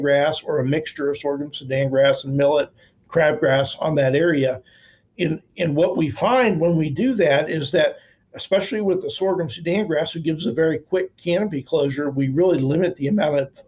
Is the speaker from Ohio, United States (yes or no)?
yes; Northeast Ohio, United States; moved away as an adult; I came from Northeast Ohio